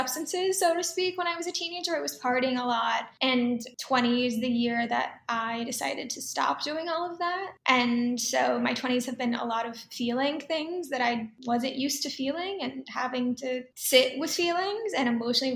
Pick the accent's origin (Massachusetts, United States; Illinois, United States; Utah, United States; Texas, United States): Texas, United States; Dallas; moved away; also born or lived in Tokyo, Japan / New York City; growing up in Texas